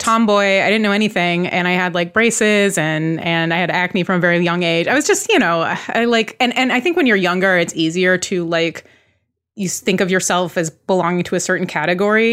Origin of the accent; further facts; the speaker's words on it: Bay Area, California, United States; I grew up in the Bay Area